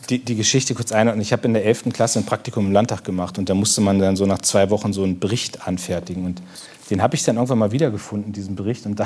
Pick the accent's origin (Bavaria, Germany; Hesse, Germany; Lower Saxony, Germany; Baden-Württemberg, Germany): Lower Saxony, Germany; Munster; Das ist, das ist sie beim Besuch in Munster, in meiner Heimatstadt